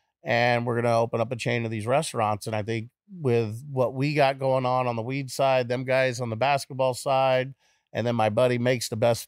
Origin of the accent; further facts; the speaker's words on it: Long Beach, California, United States; I grew up in California, Long Beach.